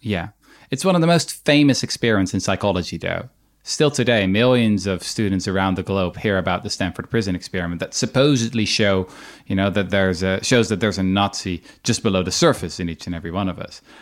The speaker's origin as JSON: {"language": "English", "country": "Netherlands", "said": "my own country, I'm from the Netherlands"}